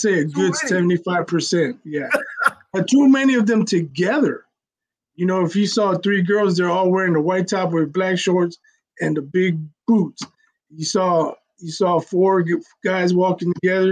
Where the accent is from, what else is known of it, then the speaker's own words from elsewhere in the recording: Chicago, Illinois, United States; I'm from Chicago